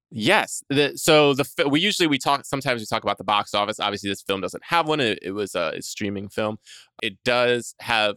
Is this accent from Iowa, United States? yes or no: no; New York, United States; also born or lived in Jersey Shore; I was born in New York and grew up around there